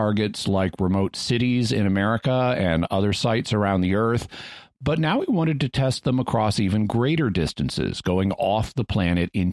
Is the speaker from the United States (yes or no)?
yes; Fayetteville, Arkansas, United States; where I grew up in Fayetteville, Arkansas